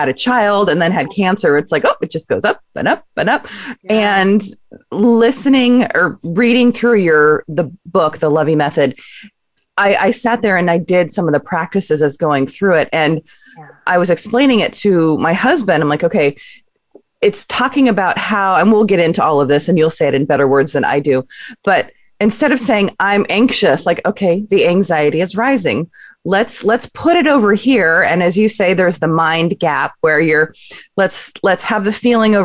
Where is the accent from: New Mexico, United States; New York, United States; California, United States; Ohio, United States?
California, United States; Southern; moved away; I grew up in the Southern California area